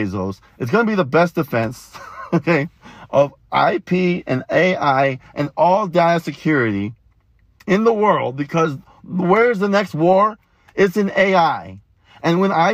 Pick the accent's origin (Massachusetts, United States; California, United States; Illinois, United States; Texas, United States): Texas, United States; now in Florida, United States; I grew up in Texas